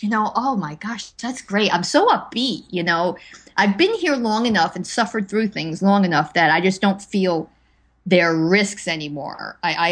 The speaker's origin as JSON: {"language": "English", "region": "East Coast", "country": "United States", "said": "well, I'm from the East Coast, so we don't deal with that."}